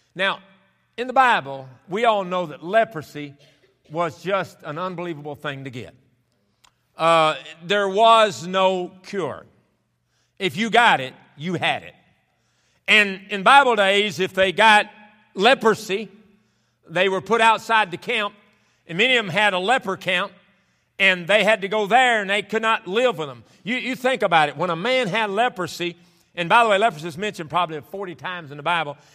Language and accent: English; the South, United States; moved away as an adult; also born or lived in Roanoke, Indiana / Kentucky; I was raised in the South where you actually had spring